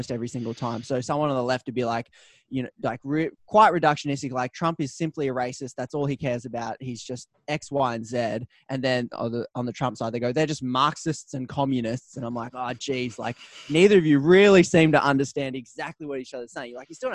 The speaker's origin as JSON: {"language": "English", "town": "Newcastle", "region": "New South Wales", "country": "Australia", "tie": "born or raised there", "also_born_or_lived": "Melbourne", "moved": "yes", "said": "I grew up in Newcastle, Australia, moved to Melbourne"}